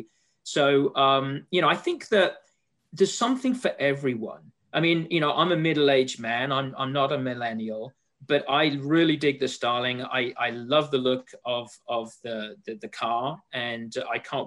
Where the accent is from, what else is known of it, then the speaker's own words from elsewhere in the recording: England, United Kingdom; moved away; as you can tell from my accent, and Laura, you and I have spoken before, you know, I'm from England, so I'm a European